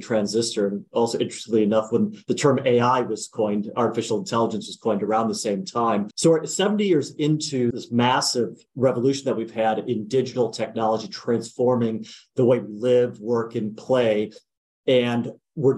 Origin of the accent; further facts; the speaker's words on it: United States; also born or lived in Wisconsin / New Jersey; I grew up in Wisconsin and New Jersey, a little bit of a mix of both